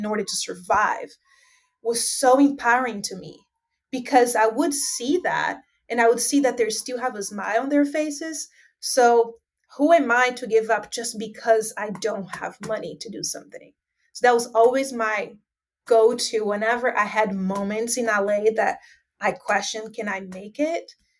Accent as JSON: {"language": "English", "region": "Northeast Region", "country": "Brazil", "said": "And I am so proud to say, you know, more than I am Brazilian, that I'm from Northeast Brazil, because that's the reality that we live here."}